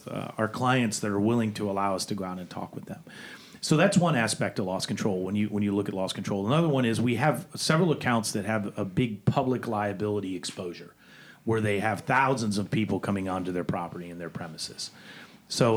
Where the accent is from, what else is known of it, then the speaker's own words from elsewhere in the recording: Florida, United States; growing up in Florida